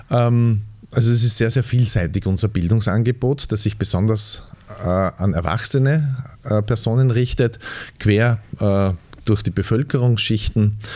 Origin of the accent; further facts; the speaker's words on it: Styria, Austria; denn ja, ich komme aus dem Mürztal und ich habe so meine Ideen, was nachhaltige Waldbewirtschaftung bedeutet